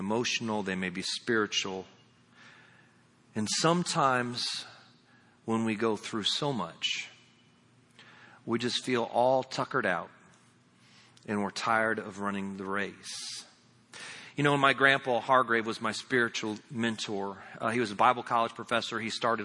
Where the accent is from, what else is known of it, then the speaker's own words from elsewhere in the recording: Indiana, United States; moved away; also born or lived in Lakeland, Florida; I'm from Indiana